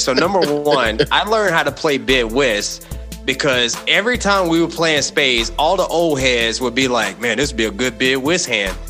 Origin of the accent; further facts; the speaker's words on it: Martinsville, Virginia, United States; I'm from the South, Martinsville, Virginia.